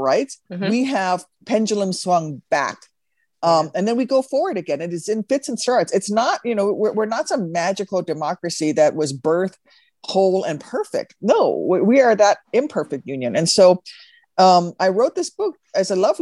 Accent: Midwest, United States; I'm from the Midwest. I am from a prairie state

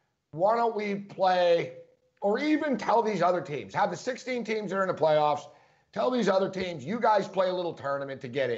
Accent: Montreal, Quebec, Canada; moved away; you know I'm from Montreal originally

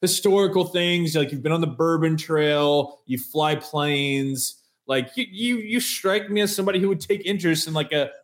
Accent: Indianapolis, Indiana, United States; growing up in Indy, I grew up listening to Bob and Tom

